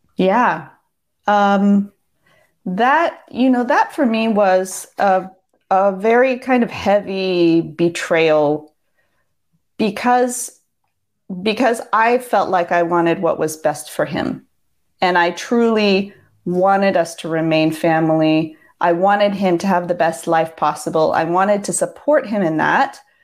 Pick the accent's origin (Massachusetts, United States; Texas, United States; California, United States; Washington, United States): Washington, United States; Seattle; moved away as an adult; I grew up in Seattle from ages six to twenty-four, so those were pretty much my formative years